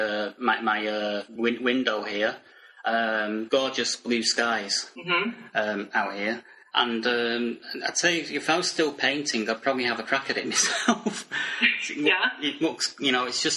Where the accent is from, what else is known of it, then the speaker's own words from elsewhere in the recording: Manchester, North West England, United Kingdom; I'm actually from Manchester.